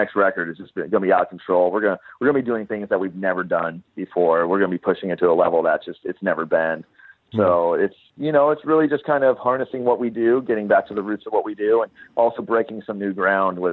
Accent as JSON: {"language": "English", "region": "Southern California", "country": "United States", "tie": "born or raised there", "said": "growing up in Southern California"}